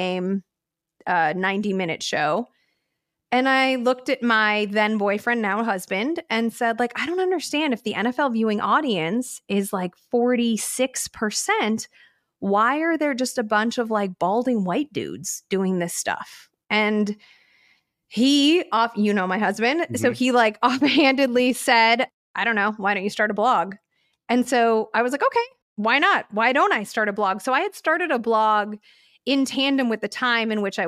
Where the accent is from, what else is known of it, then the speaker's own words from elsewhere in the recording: Chicago, Illinois, United States; I'm from Chicago, which is like a sports city, right? So like everybody in the Midwest loves sports. We all know sports. This weird like women don't do sports thing just didn't exist in the ecosphere that I was growing up